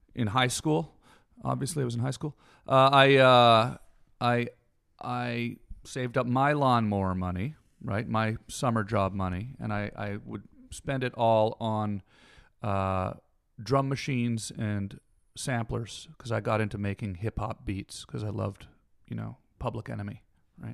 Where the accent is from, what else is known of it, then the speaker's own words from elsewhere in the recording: Canada; Canadian, and I grew up in the woods.